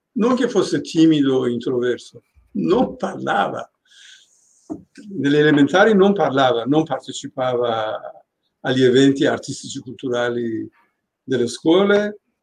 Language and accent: Italian; Tehran, Tehran Province, Iran; also born or lived in Venice; now in Italy; Io sono di Rolac